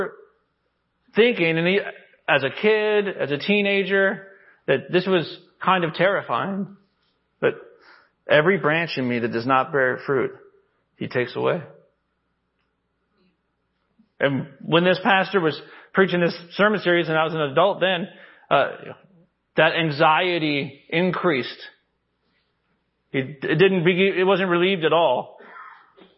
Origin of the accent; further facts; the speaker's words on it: Arkansas, United States; I come from Arkansas